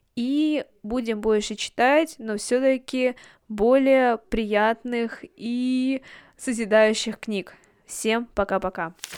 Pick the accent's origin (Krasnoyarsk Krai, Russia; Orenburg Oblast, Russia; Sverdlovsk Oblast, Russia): Sverdlovsk Oblast, Russia; Yekaterinburg; Я родилась и выросла в Екатеринбурге